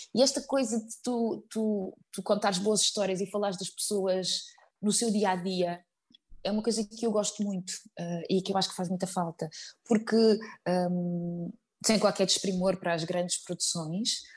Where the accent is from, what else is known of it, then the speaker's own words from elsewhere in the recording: Azambuja, Lisbon, Portugal; eu sou ribatejana, uh, eh, vim da Zambuja